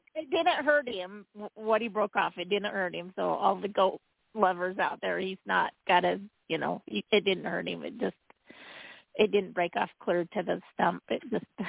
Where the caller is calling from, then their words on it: Utah, United States; Calling from Utah